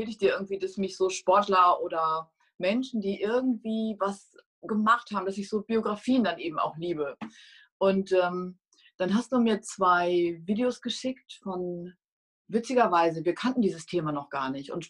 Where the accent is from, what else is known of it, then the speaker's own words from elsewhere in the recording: North Rhine-Westphalia, Germany; war nicht angesagt und schon gar nicht in so einer, in Ostwestfalen, in so einer Handballhochburg, wo ich groß geworden bin.